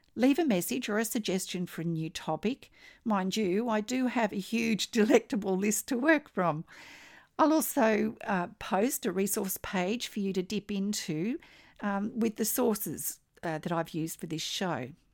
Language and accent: English; Australia; I'm an Australian textile artist